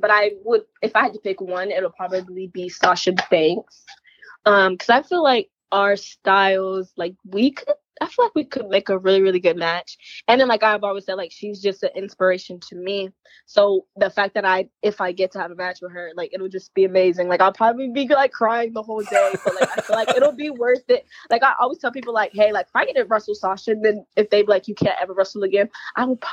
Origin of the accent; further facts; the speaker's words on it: Columbia, South Carolina, United States; moved away as an adult; now in Georgia, United States; I'm actually from South Carolina, so I wrestle a lot in the Carolinas.